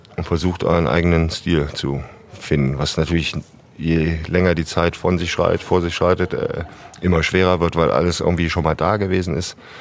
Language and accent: German; Wuppertal, North Rhine-Westphalia, Germany; ich komme ja in der Tat gebürtig aus Wuppertal.